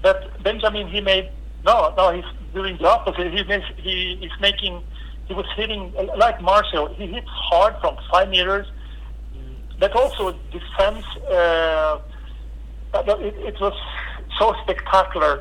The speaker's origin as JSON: {"language": "English", "country": "Norway", "said": "I'm from Norway"}